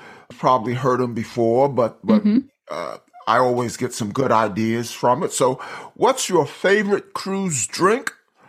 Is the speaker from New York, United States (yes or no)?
yes; New York, United States; I'm from New York, by the way.